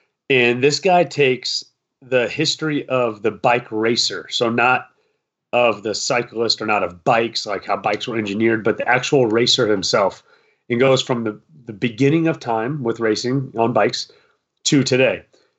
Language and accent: English; Iowa, United States; moved away; I'm from Iowa.